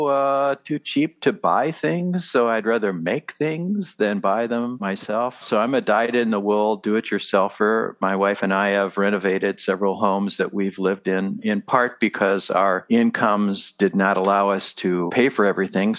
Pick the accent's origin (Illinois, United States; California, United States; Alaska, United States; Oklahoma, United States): Illinois, United States; Rockford; also born or lived in Champaign-Urbana, Illinois / Puerto Rico; I was born and raised in Rockford. So this is my hometown